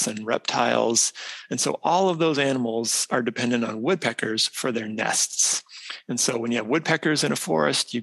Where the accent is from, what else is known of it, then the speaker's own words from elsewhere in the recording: Idaho, United States; moved away as an adult; also born or lived in South Dakota; now in Minnesota, United States; So I grew up in the Western U.S. I'm from Idaho originally